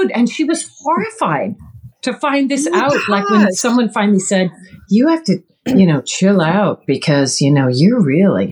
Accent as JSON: {"language": "English", "region": "Midwest", "country": "United States", "said": "I'm a girl from the Midwest. So sarcasm is how Midwesterners do humor"}